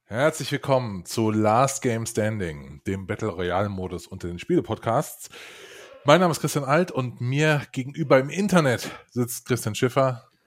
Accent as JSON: {"language": "German", "region": "western Germany", "country": "Germany", "said": "ich bin ja ein, ein Westdeutscher"}